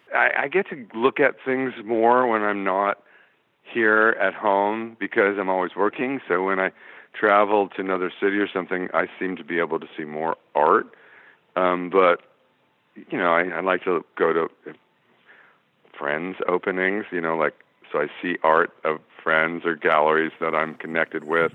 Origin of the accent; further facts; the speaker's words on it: Los Angeles, California, United States; I grew up in the San Fernando Valley